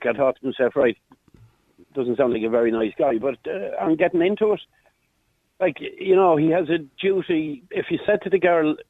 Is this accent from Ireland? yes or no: yes; Roscrea, Tipperary, Ireland; I was born in Shanross Abbey, one of the mother and baby homes